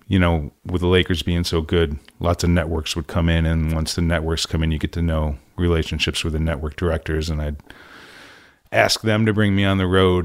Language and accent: English; Syracuse, New York, United States; moved away as an adult; also born or lived in California; growing up in Syracuse